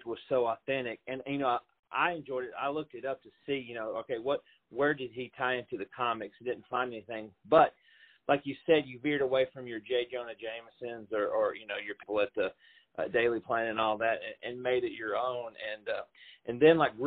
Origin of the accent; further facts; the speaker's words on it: Middle Tennessee, United States; being a native of Middle Tennessee, I'm sure you could tell by my accent.